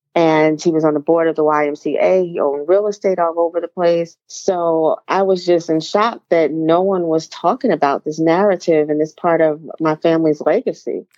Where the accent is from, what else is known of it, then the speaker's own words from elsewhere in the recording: East Orange, New Jersey, United States; I grew up in East Orange, New Jersey